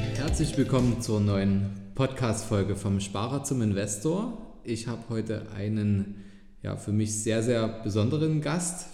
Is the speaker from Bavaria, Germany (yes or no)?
no; Dresden, Saxony, Germany; hier in meiner Heimatstadt